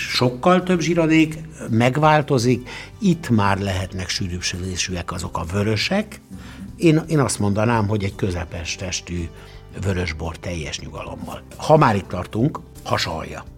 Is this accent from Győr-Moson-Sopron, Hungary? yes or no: no; Szeged, Csongrád-Csanád, Hungary; mert szegedi vagyok